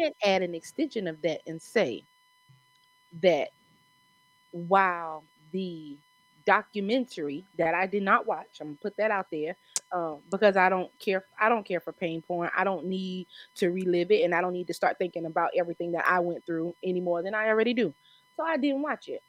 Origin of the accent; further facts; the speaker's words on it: South Carolina, United States; accent: South Carolina; moved away as an adult; also born or lived in Texas / Washington; I'm from here